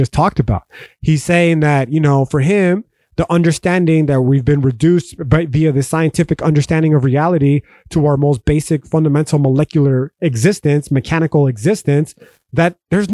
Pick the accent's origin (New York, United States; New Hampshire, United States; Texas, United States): Texas, United States; El Paso; the culture that I grew up in here in North Central El Paso, Texas